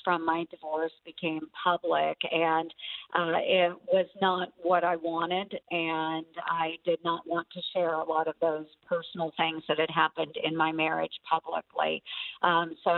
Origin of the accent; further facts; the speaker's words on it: Southwest rural Iowa, United States; the people I grew up with in Southwest rural Iowa